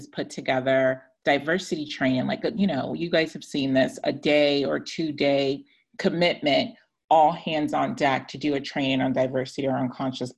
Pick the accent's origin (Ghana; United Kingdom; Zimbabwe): Ghana; now in United States; I identify as a Ghanaian American, an immigrant, a Black woman